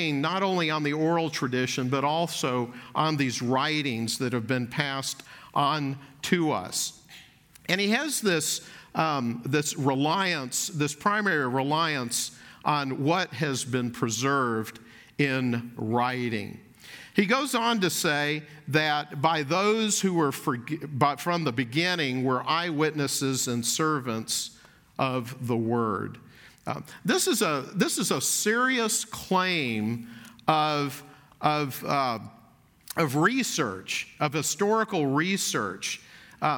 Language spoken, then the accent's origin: English; Dallas, Texas, United States; I grew up in Dallas, was in Dallas as an elementary school student